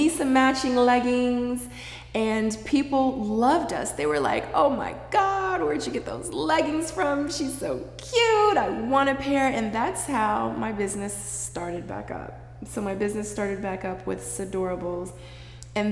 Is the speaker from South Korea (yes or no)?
yes; Seoul, South Korea; moved away; I was born in Seoul, Korea a long time ago.